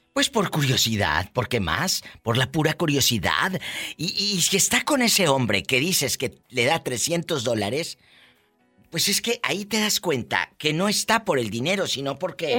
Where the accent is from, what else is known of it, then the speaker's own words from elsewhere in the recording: Matamoros, Tamaulipas, Mexico; en mi tierra, Matamoros, hace mucho calor, mucho calor